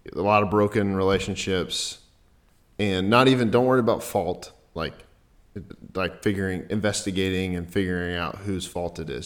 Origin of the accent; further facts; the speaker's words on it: Dallas, Texas, United States; I grew up in Dallas